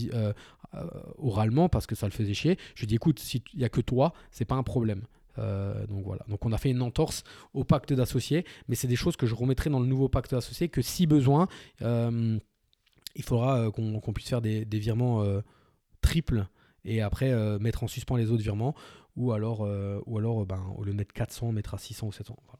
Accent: France; on est français

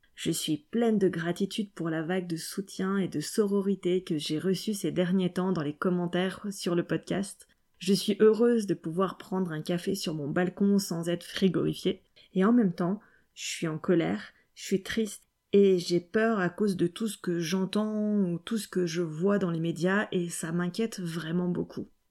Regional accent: Lyon, Auvergne-Rhône-Alpes, France; moved away; Lyon, déjà, euh, c'est ma ville natale

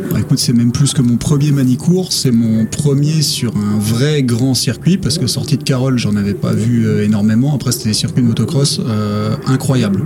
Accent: France; région d'où je viens, à côté de la Belgique

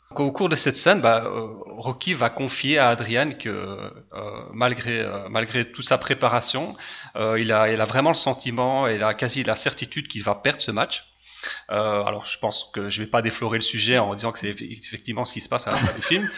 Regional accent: Liège region, Wallonia, Belgium; je suis de Belgique, je suis belge, région de Liège

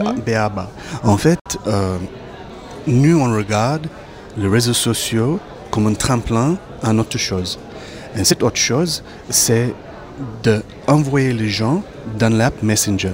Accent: Cape Town, Western Cape, South Africa; French is a second language; now in Périgord, France; Je viens du Cap, en Afrique du Sud

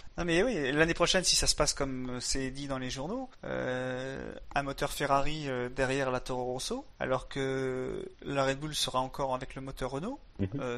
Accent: France; on est français

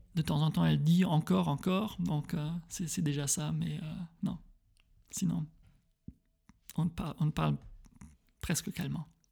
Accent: Frankenthal, Rhineland-Palatinate, Germany; now in Berlin, Germany; Je suis allemand, je suis né à Frankenthal, euh, entre. Oui, près de Mannheim

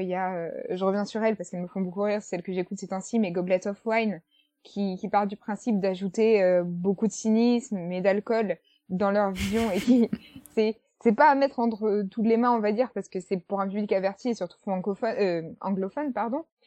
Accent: France; nous, en tant que français

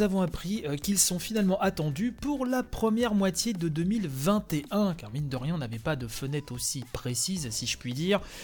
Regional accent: France; chez nous, en France

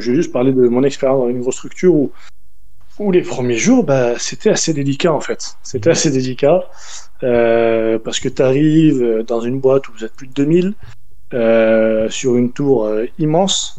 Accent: France; moved away as an adult; also born or lived in Paris; Je suis pas de Paris, je suis à la base, euh, j'arrive de, province

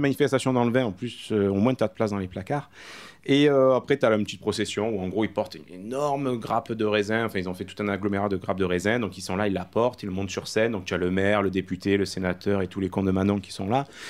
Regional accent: Caumont-sur-Durance, Provence-Alpes-Côte d'Azur, France; Donc tu as Comment-sur-Durance, mon village natal

